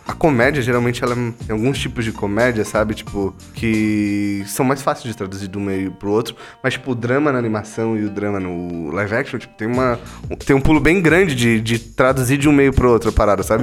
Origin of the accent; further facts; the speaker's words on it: Brazil; Sou brasileiro, nasci no Brasil, eu nasci o quê? Ouvindo falar do Saci Pererê, tipo, das lendas indígenas aqui no Brasil